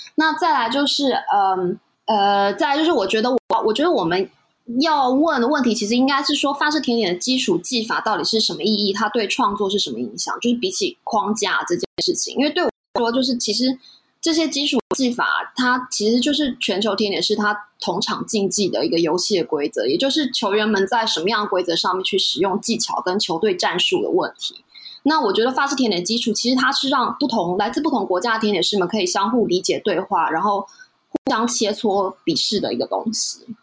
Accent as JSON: {"language": "Chinese", "country": "Taiwan", "said": "我们台湾人过去习惯的西点"}